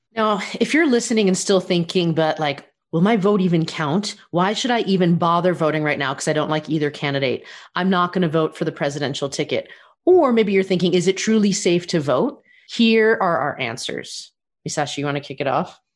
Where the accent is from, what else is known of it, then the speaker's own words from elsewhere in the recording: United States; I'm an American